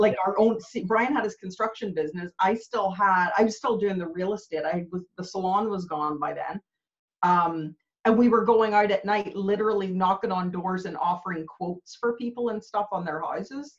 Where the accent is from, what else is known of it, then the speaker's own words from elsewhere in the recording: Canada; moved away as an adult; also born or lived in Belfast, Northern Ireland; now in Northern Ireland, United Kingdom; I was actually born in Belfast. My parents emigrated to Canada when I was really young